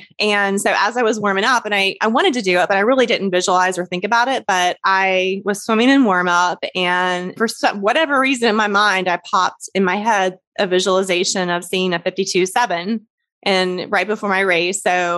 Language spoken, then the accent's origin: English; Columbus, Indiana, United States; when I grew up in Columbus, Indiana